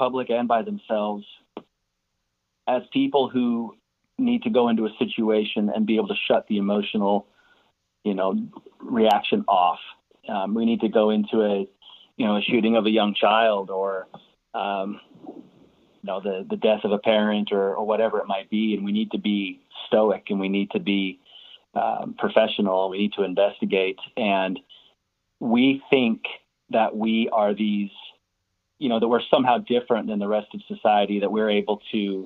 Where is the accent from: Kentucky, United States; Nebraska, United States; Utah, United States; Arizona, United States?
Utah, United States; Salt Lake City; moved away as an adult; now in Houston, United States; I actually grew up in the foothills of the mountains north of Salt Lake City in Salt Lake City, Utah.